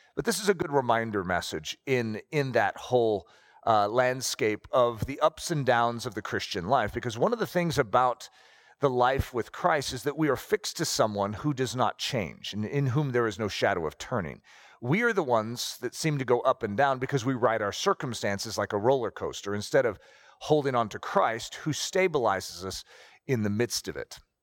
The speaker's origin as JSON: {"language": "English", "country": "United States", "said": "we're American"}